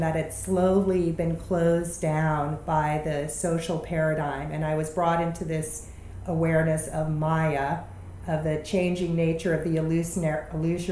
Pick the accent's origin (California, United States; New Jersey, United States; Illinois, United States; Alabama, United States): Illinois, United States; Chicago; I grew up in Chicago. Our household was not an American household. We didn't eat American food. We didn't speak English.